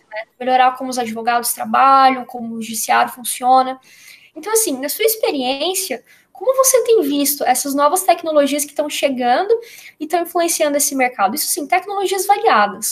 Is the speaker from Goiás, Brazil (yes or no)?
yes; Goiás, Brazil; eu sou de Goiás